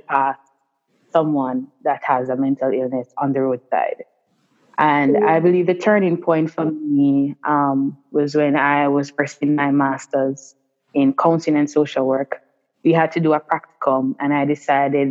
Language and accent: English; Kingston, Jamaica; growing up in Sivri Gardens, for most persons who live in Jamaica or for persons overseas, Sivri Gardens is really labeled as one of Jamaica's most violent